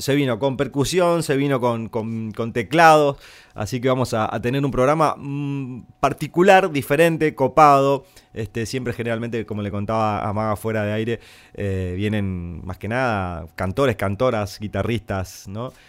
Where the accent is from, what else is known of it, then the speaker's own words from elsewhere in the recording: Santo Tomé, Corrientes, Argentina; Somos frontera con Brasil en Santo Tomé. Tenemos carnavales. Yo he tocado y dirigí también comparsas ahí en mi pueblo